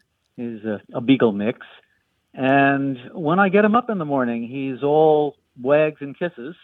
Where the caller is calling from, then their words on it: Camden, Maine, United States; Camden, Maine.